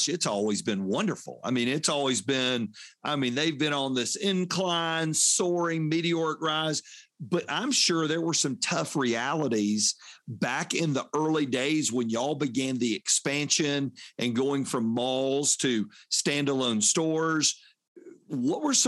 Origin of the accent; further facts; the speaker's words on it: Union City, Georgia, United States; also born or lived in Fayette County, Georgia / Lynchburg, Virginia; growing up in Union City at Shannon Mall and Hapeville